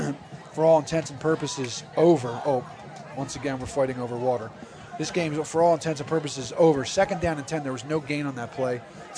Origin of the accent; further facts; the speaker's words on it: Havertown, Pennsylvania, United States; Beautiful night here in my hometown, Steve, of Havertown.